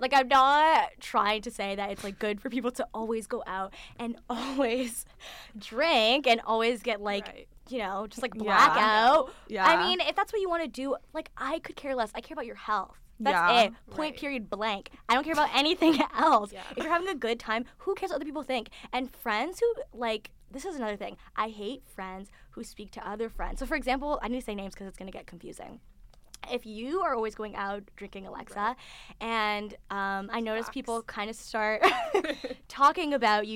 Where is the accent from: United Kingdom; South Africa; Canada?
Canada; London, Ontario; we're not from Toronto, we're from London